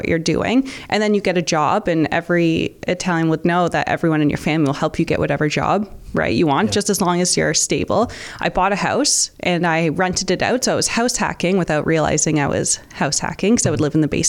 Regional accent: St. Catharines, Ontario, Canada; I grew up in St. Catharines, born and raised, never left

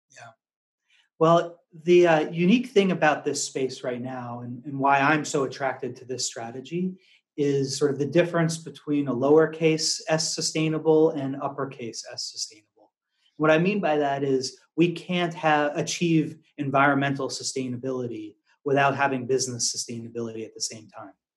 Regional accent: outside of Boston, Massachusetts, United States; also born or lived in Washington D.C. / San Francisco, California / Louisville, Kentucky / Arkansas; now in Singapore; I grew up in Massachusetts, outside of Boston

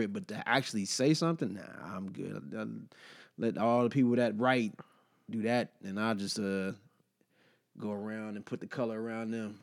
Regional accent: Detroit, Michigan, United States; also born or lived in Los Angeles; now in Washington, D.C., United States; I lived in L.A. for a year and a half, and obviously I'm from Detroit

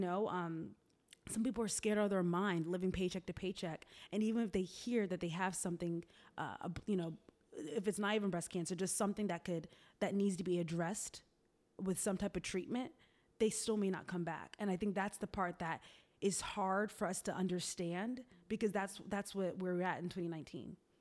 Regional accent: Tallahassee, Florida, United States; moved away as an adult; also born or lived in Boston; now in Atlanta, United States; I was born in Boston, raised in Florida, Tallahassee to be exact.

